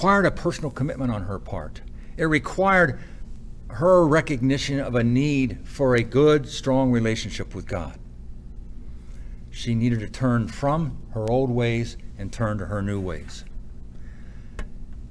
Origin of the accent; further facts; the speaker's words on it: United States; me as an American